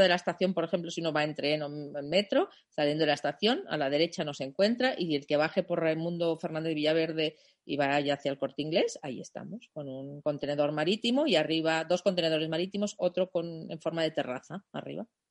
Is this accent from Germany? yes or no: yes; Germany; Spanish is a second language; moved away as an adult; also born or lived in New York, United States; now in Spain; soy alemana